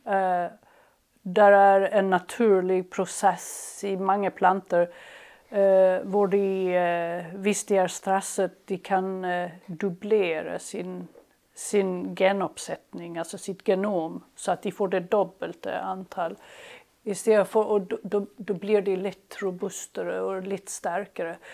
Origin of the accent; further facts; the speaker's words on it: Helsingborg, Skåne, Sweden; moved away; also born or lived in Lund, Sweden; jag kommer från Helsingborg och eh, där jag växte upp